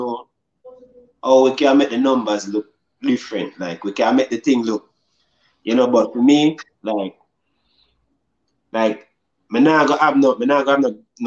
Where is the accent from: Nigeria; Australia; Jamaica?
Jamaica; me growing up in Jamaica